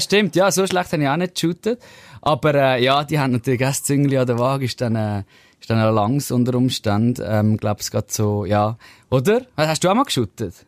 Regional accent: Zurich, Switzerland; accent: Zurich dialect; aus Zürich raus mit meinem unsympathischen Dialekt

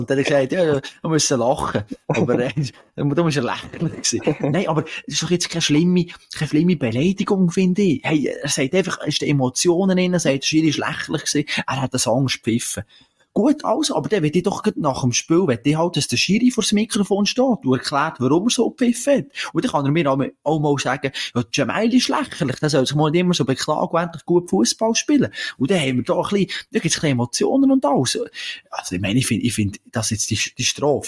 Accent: Switzerland; das sind wir Schweizer eigentlich nicht

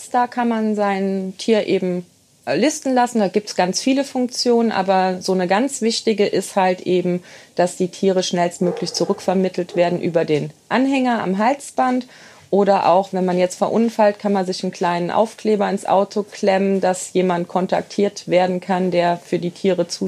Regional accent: Engers, Rhineland-Palatinate, Germany; Genau, ich bin in Engers sozusagen geboren und aufgewachsen. Ähm, habe da eine sehr schöne Jugend gehabt, war dann weg zum Studieren und zur Ausbildung.

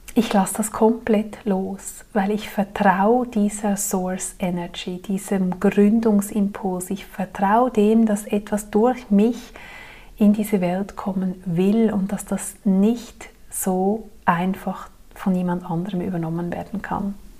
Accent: Zurich, Switzerland; moved away; an die Menschen in meiner früheren Heimat

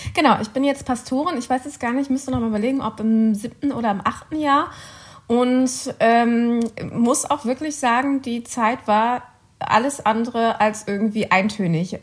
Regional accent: Cologne, North Rhine-Westphalia, Germany; moved away as an adult; also born or lived in Bonn; now in Vienna, Austria; Ich bin Kölnerin

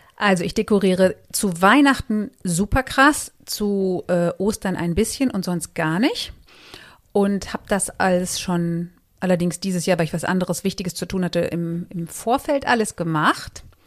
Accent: Marsberg, North Rhine-Westphalia, Germany; moved away as an adult; also born or lived in Paderborn / Cologne; now in Mainz, Germany; ich bin in Marsberg geboren, das ist im Sauerland

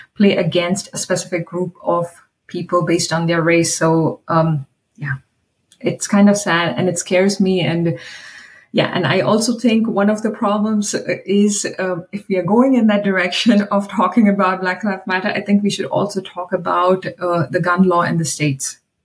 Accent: India; I am from India

